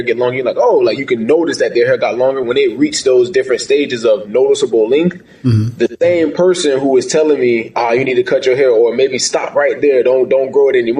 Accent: St. Augustine, Florida, United States; moved away as an adult; also born or lived in New Hampshire; I'm from St. Augustine, Florida, born and raised, grew up as an athlete playing football

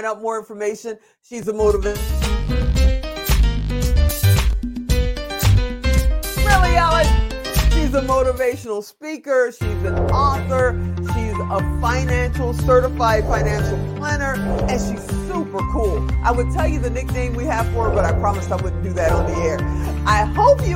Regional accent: Las Vegas, Nevada, United States; you're coming to Vegas. This is my hometown

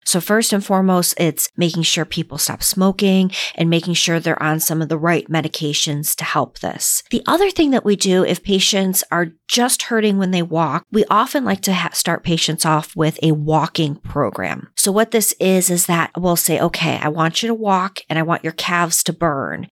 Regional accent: Northeast, United States; moved away; I grew up in the Northeast where it was very cold.

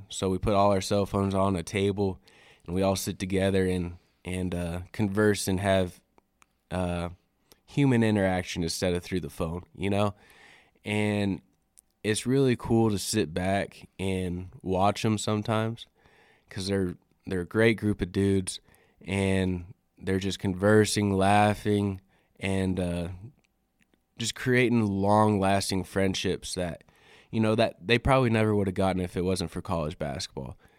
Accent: Riverton, Wyoming, United States; moved away as an adult; now in Alpine, United States; I'm originally from Wyoming, born and raised in Riverton, Wyoming, out in the Wind River Reservation.

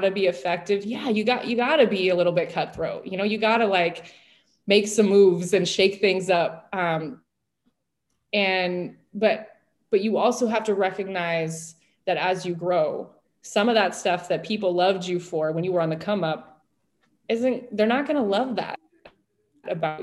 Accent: Central Washington, United States; moved away as an adult; also born or lived in Portland, Oregon; now in New York, United States; I came from a very small Native American reservation in Central Washington

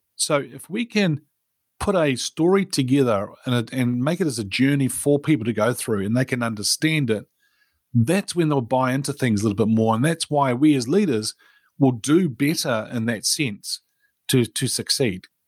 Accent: New Zealand; I was born in New Zealand and grew up here and, uh, went to school and college in New Zealand

